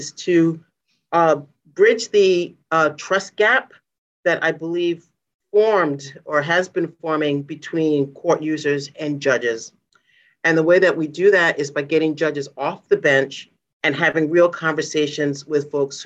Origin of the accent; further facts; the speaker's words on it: Providence, Rhode Island, United States; I grew up in the Mount Hope section of Providence.